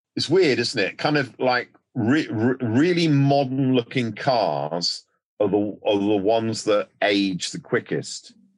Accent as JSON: {"language": "English", "country": "United Kingdom", "said": "we're a nation of piss takers"}